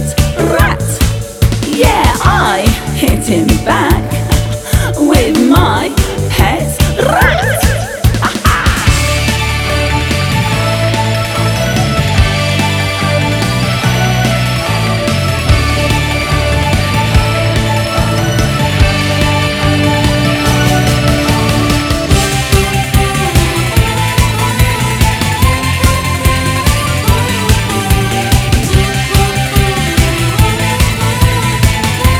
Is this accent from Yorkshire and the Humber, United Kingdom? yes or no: no; Salford, North West England, United Kingdom; my hometown in Salford